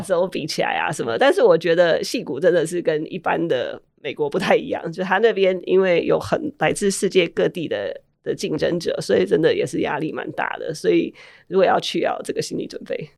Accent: Taiwan; moved away as an adult; also born or lived in Puerto Rico / Maryland, United States; now in Silicon Valley, United States; 我小时候是在波多黎各出生，然后小学四年级我搬来台湾

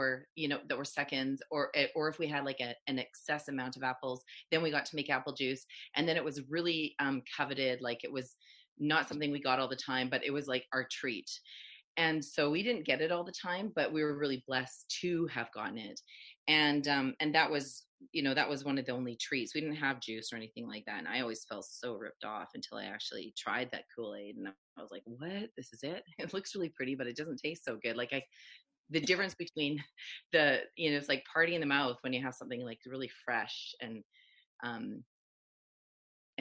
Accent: Chilliwack, British Columbia, Canada; also born or lived in Matsqui, British Columbia; we moved from Chilliwack, BC from Matsqui, BC to Chilliwack, BC

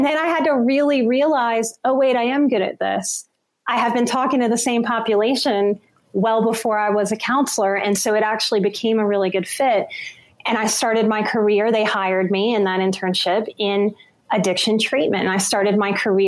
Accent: New Orleans, Louisiana, United States; I'm from New Orleans

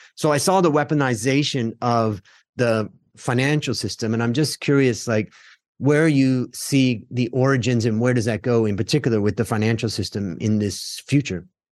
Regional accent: United States; now in Thailand; as an American in Thailand

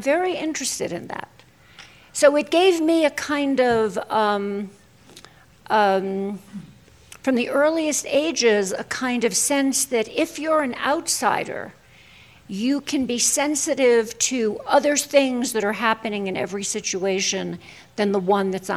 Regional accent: New York City, New York, United States; I'm Jewish from Brooklyn.

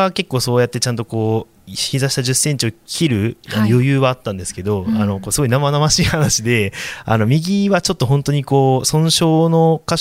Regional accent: Tokyo, Japan; 生まれはあの東京都板橋区というところで、うんはい、あの結構河川敷がすごい近くて

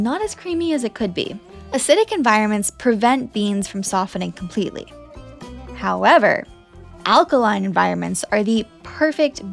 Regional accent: United States; I am American.

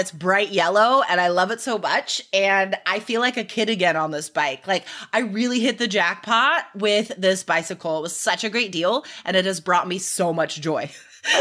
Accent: Nevada, United States; I grew up in Nevada

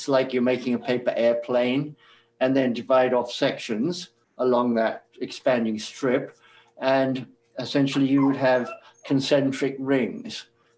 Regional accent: England, United Kingdom; moved away as an adult; now in New York City, United States; I moved from England in 1968 and went to New York City to seek my fortune. I left a good job in Piccadilly in London as a quantity surveyor

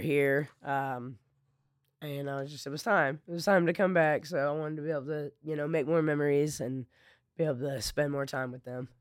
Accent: Flagstaff, Arizona, United States; now in Lake Charles, United States; I grew up in Flagstaff, I grew up in the mountains of Arizona

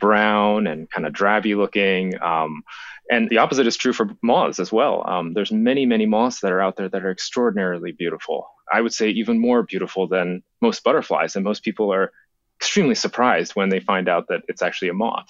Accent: Japan; moved away; When I was a, a kid, I grew up in Japan

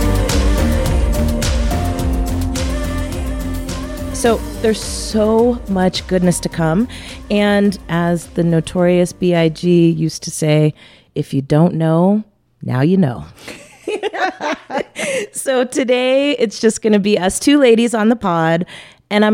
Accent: San Rafael, California, United States; also born or lived in Carmel, California; we moved up to San Rafael

